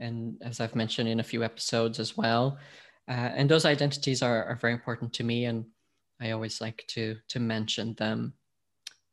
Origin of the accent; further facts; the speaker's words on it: Portugal; also born or lived in United States / Scotland; now in London, United Kingdom; I'm from Portugal originally. I've lived in the US, I've lived in Scotland, I've now been in London for more than a decade